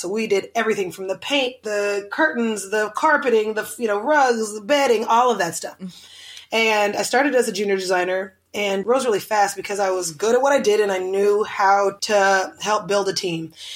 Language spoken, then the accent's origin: English; Oklahoma City, Oklahoma, United States; now in Los Angeles, United States; I grew up in Oklahoma City, right next to the capital of the city